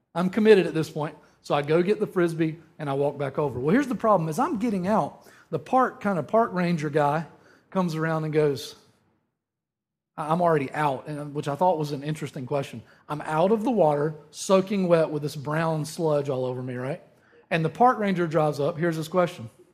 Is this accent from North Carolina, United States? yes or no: yes; Eastern North Carolina, United States; moved away; growing up in Eastern North Carolina